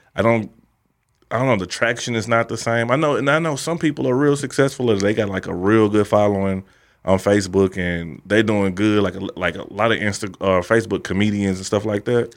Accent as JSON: {"language": "English", "town": "St. Louis", "region": "Missouri", "country": "United States", "said": "I'm from Saint Louis"}